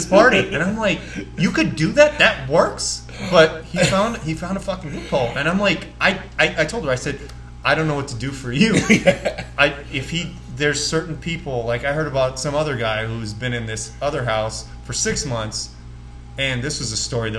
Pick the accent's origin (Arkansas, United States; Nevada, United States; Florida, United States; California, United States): Nevada, United States; Las Vegas; growing up in Vegas